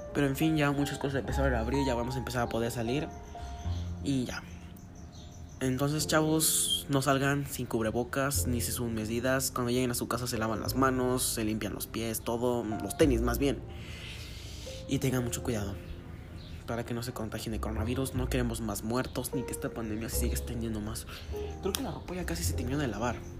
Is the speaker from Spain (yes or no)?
no; Guanajuato, Mexico; soy mexicano de Guanajuato.